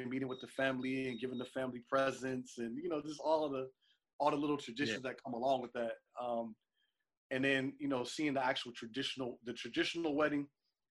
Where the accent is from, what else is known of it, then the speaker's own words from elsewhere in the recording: Cincinnati, Ohio, United States; I'm from Cincinnati, Ohio